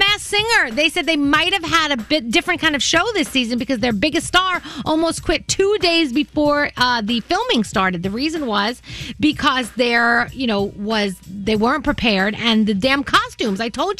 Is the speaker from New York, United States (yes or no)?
yes; New York City, New York, United States; I grew up in the Bronx.